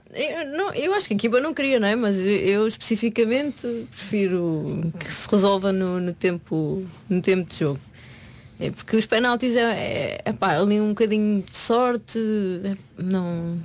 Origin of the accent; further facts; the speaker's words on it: Portugal; moved away; comecei no Oriense, que, que, era onde eu vivia, o clube da minha terra, uh, onde os meus pais vivem ainda.